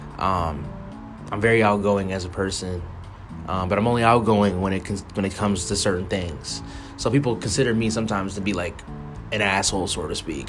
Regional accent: Colorado Springs, Colorado, United States; moved away as an adult; also born or lived in Pueblo, Colorado; now in Spring, Texas, United States; I'm from Colorado Springs. I went to high school in Colorado Springs

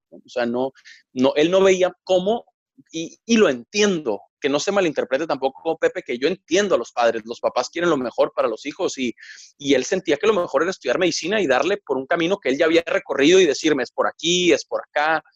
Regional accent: Mexicali, Baja California, Mexico; moved away as an adult; also born or lived in Monterrey; estudiaba la prepa en Mexicali, en Baja California, eh, que es mi ciudad natal, es donde nací, donde viví hasta, hasta que acabé la prepa y me fui a estudiar la carrera a Monterrey.

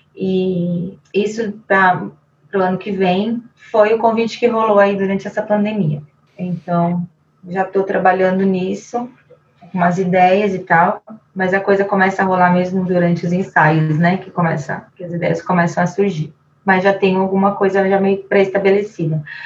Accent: Brazil; falando como brasileira

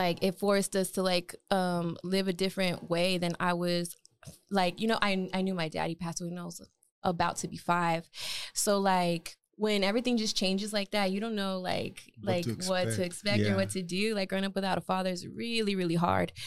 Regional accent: El Paso, Texas, United States; growing up there was really cool

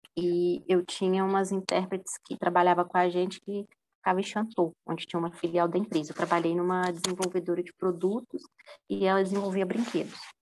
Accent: Minas Gerais, Brazil; now in São Paulo, Brazil; Eu sou de Minas, minha família toda é de Minas

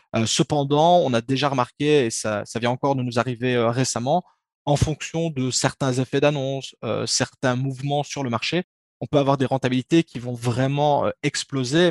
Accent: Belgium; accent: Belgian; je suis belge. En tout cas, ça s'entend à l'accent normalement

